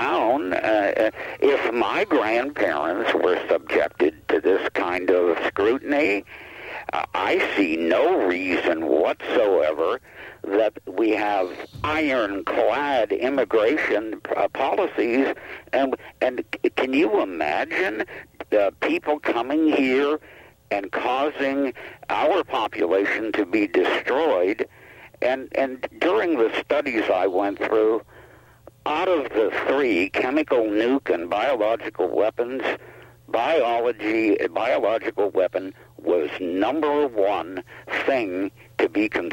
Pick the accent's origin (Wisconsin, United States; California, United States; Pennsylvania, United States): Pennsylvania, United States; Pittsburgh; now in Washington County, Utah, United States; my hometown in Pittsburgh